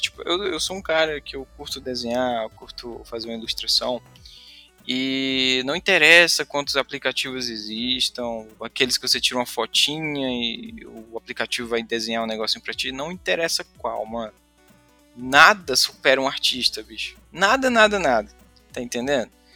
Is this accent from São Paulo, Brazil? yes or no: no; Fortaleza, Ceará, Brazil; eu sou de Fortaleza, aqui do Nordeste